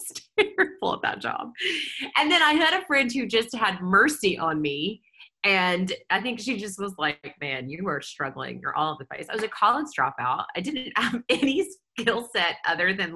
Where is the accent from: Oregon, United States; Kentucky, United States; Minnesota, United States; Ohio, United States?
Kentucky, United States; moved away as an adult; also born or lived in Baton Rouge, Louisiana; now in Nashville, United States; I grew up in Kentucky, but then my family moved to Louisiana the year I was a senior in high school